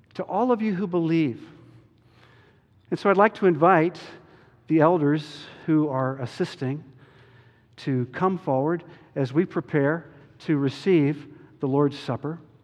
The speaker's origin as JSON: {"language": "English", "town": "Chapel Hill", "region": "North Carolina", "country": "United States", "tie": "born or raised there", "moved": "yes", "said": "I grew up in Chapel Hill"}